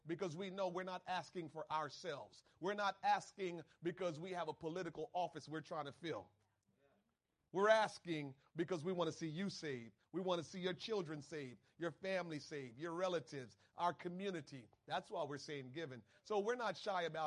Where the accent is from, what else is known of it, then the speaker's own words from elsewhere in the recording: Trenton, New Jersey, United States; I grew up in Trenton.